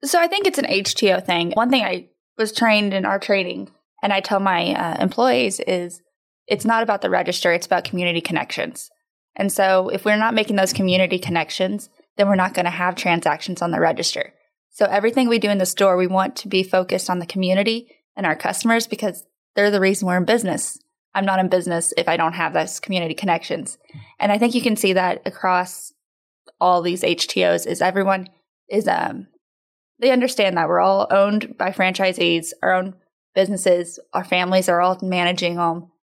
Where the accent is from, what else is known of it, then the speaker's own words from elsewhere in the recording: Odessa, Texas, United States; moved away as an adult; also born or lived in Houston, Texas; now in Tomball, United States; we're from West Texas, out in Odessa, born and raised there